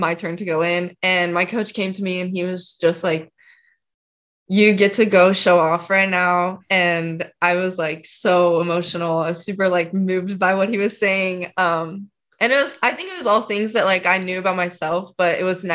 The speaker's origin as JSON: {"language": "English", "area": "just outside of Salt Lake City", "region": "Utah", "country": "United States", "tie": "born or raised there", "said": "I grew up like just outside of Salt Lake, like 20-ish minutes outside"}